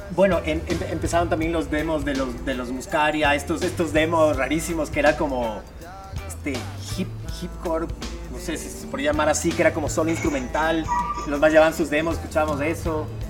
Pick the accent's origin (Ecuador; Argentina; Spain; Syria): Ecuador; Guayaquil, Guayas; guayaquileños, vivimos, digamos, nacimos en Guayaquil, vivimos en Guayaquil desde, chicos.